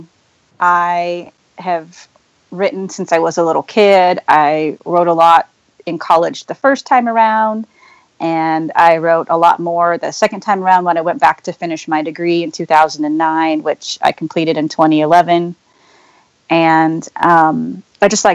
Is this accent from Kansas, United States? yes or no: yes; Wichita, Kansas, United States; now in Lawrence, United States; I grew up in Wichita, Kansas, and moved to Lawrence